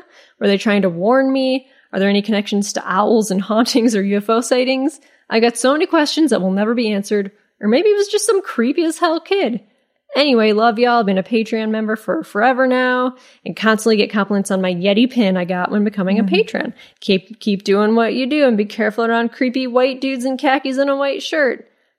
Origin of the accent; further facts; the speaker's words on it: Midwest, United States; So naturally, because I'm originally from the Midwest, I stop, take off my headphones, do a sarcastic wave